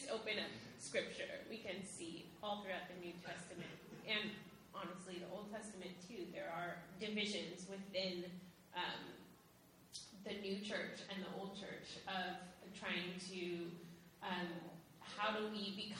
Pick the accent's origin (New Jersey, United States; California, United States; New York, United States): California, United States; Sacramento; I grew up in Sacramento, California, which is the capital of California